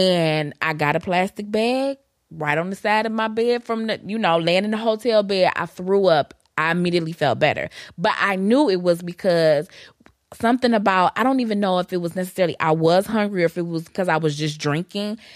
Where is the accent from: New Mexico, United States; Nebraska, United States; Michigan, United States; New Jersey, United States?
Michigan, United States; Detroit; I'm from Detroit